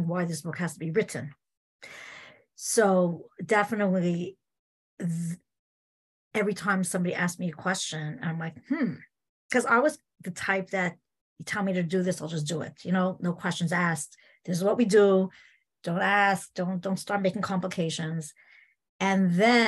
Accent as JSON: {"language": "English", "town": "Montreal", "region": "Quebec", "country": "Canada", "tie": "born or raised there", "said": "I grew up in Montreal"}